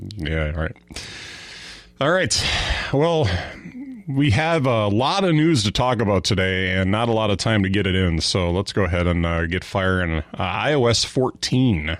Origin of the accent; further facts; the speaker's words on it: Fond du Lac, Wisconsin, United States; I grew up in Fond du Lac, which is kind of right in, right in between Green Bay and Milwaukee